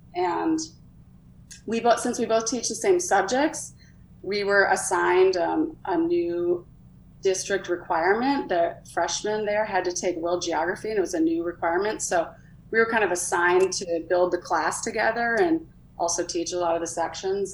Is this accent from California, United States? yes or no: no; Minnesota, United States; I grew up in Minnesota.